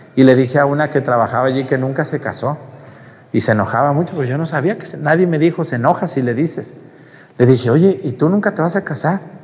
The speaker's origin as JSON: {"language": "Spanish", "town": "Mexticacán", "region": "Jalisco", "country": "Mexico", "tie": "born or raised there", "moved": "yes", "said": "en mi pueblo, en mesticacán"}